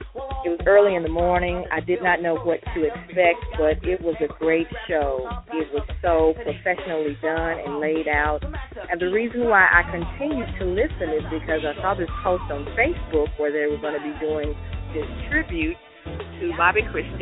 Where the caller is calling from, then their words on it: Memphis, Tennessee, United States; I'm calling from Memphis, Tennessee.